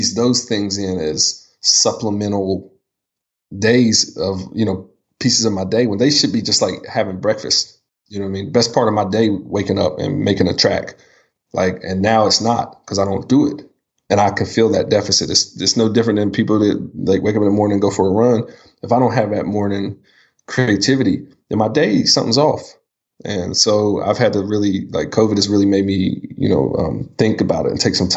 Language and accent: English; Townsville, Virginia, United States; moved away; I grew up in Virginia